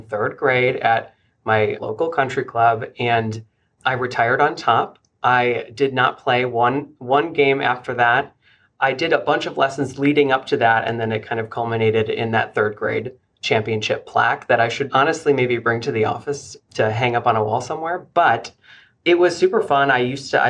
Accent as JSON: {"language": "English", "town": "Flossmoor", "region": "Illinois", "country": "United States", "tie": "born or raised there", "also_born_or_lived": "Philadelphia area, Pennsylvania", "said": "I grew up in the south suburbs of Chicago in the Homewood Flossmoor area"}